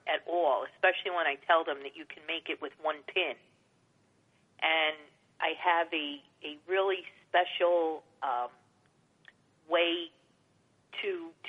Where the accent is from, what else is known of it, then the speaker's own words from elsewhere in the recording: New York City, New York, United States; I grew up on Staten Island.